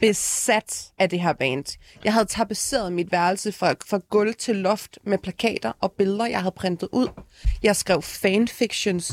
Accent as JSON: {"language": "Danish", "town": "Aalborg", "region": "North Denmark Region", "country": "Denmark", "said": "jeg er fra Aalborg"}